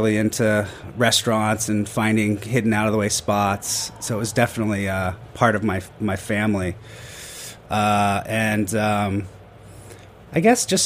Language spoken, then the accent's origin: English; Northern California, United States; moved away; also born or lived in San Francisco / Seattle / New Orleans / Portugal; I was raised in Northern California